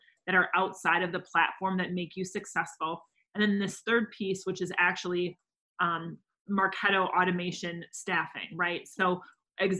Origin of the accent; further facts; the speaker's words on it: Wisconsin, United States; now in Minnesota, United States; I'm from Wisconsin